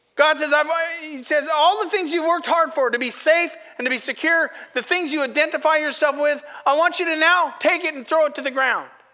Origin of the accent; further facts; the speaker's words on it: Astoria, United States; I've pastored in my hometown